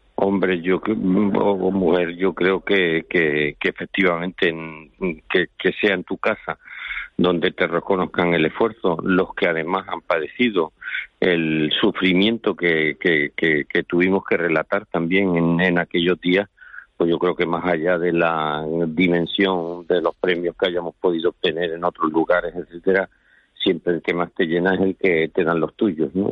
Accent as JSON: {"language": "Spanish", "region": "Canary Islands", "country": "Spain", "said": "somos canarios"}